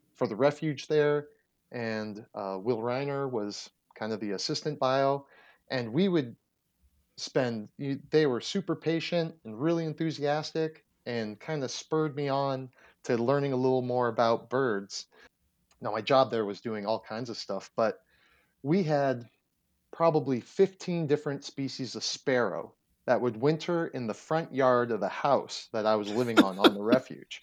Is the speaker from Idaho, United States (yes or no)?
no; Erie, Pennsylvania, United States; moved away as an adult; also born or lived in Texas; I'm originally from Erie, Pennsylvania